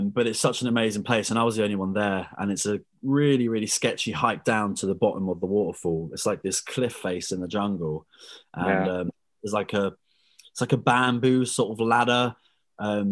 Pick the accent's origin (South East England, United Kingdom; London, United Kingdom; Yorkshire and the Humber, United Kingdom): South East England, United Kingdom; Brighton; also born or lived in Dubai; I'm 24, I'm from Brighton